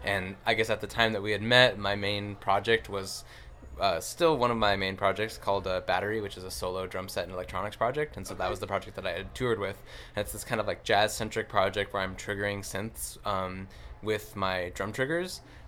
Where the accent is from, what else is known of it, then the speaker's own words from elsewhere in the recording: Los Angeles, California, United States; Same place.